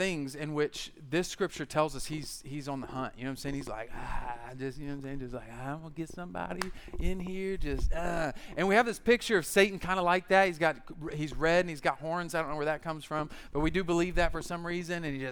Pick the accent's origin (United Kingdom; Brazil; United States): United States; I grew up in the American church